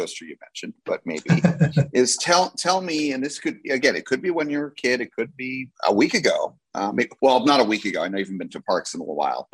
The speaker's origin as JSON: {"language": "English", "region": "New Jersey", "country": "United States", "tie": "born or raised there", "said": "Six Flags Great Adventure was my original home park growing up in New Jersey"}